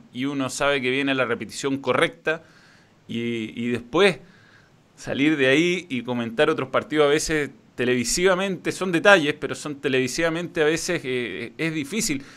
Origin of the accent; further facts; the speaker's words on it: Chile; nosotros como chilenos